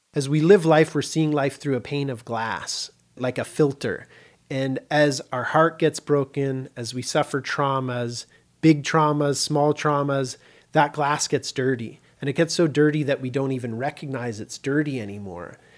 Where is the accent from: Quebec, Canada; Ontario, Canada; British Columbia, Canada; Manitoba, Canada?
Ontario, Canada; Kitchener; moved away as an adult; also born or lived in Vancouver; I was born in Kitchener, Ontario, Canada, which is near Toronto, about an hour west of Toronto